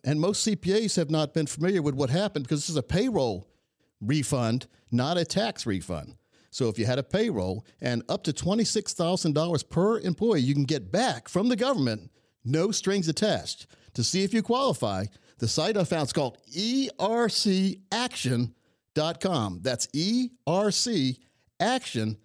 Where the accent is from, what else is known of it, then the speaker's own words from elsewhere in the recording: Laurinburg, North Carolina, United States; I grew up in Laurinburg, North Carolina, a very, very small town in Scotland County